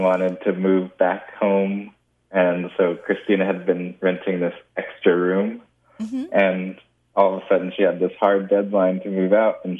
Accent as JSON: {"language": "English", "region": "California", "country": "United States", "tie": "born or raised there", "said": "I grew up in California, been here all my life"}